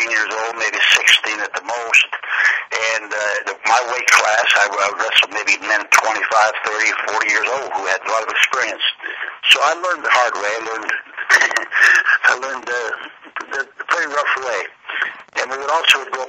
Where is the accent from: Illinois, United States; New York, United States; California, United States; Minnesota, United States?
New York, United States; Utica; moved away as an adult; also born or lived in Memphis, Tennessee; now in Nolensville, United States; my hometown is Utica, New York. I'm born and raised there, and I left there, in the early 50s